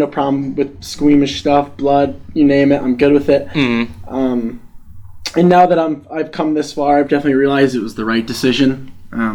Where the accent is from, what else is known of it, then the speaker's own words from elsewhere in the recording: Connecticut, United States; moved away; I'm from Connecticut